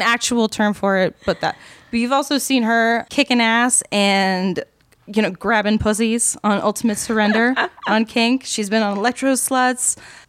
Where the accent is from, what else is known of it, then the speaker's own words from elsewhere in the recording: New England, United States; moved away; also born or lived in Baltimore; we're both from New England.